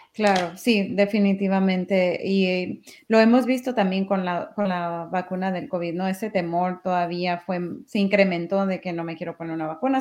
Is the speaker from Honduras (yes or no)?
no; Mexico; yo soy mexicana